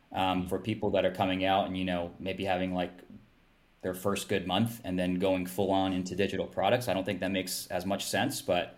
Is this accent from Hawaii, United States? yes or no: yes; Hawaii, United States; moved away as an adult; now in Seattle, United States; so I've lived in Seattle the last 10 years or so. So West Coast. I'm originally from Hawaii. Went to college up here and then just ended up staying after.